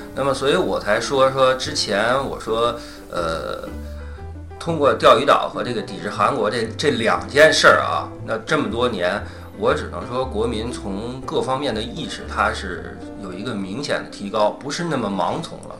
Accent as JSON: {"language": "Chinese", "country": "China", "said": "我中国人"}